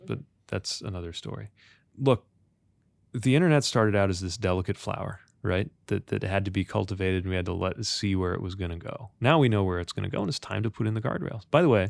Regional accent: Indiana, United States; I grew up in Indiana.

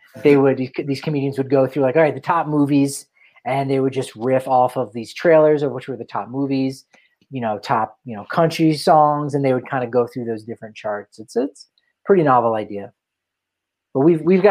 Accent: New Jersey, United States; I'm from New Jersey

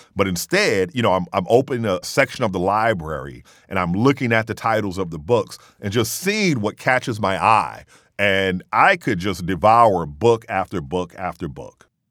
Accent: Mississippi, United States; I said, in Mississippi

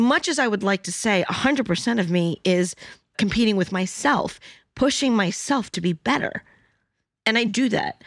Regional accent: New York City, New York, United States; I'm Chinese and Cantonese, but I was born in New York City.

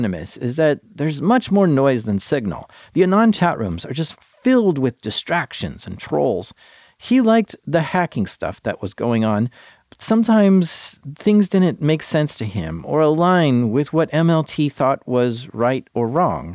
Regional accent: United States; Being American

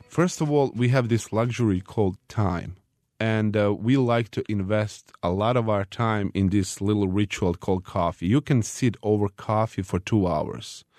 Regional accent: Bosnia & Herzegovina; my hometown

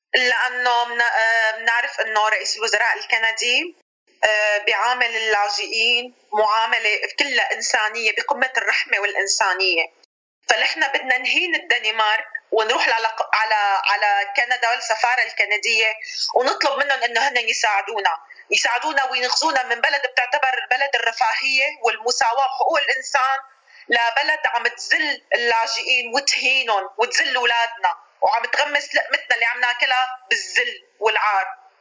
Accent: Syria; moved away as an adult; now in Copenhagen, Denmark; نحن كسوريين

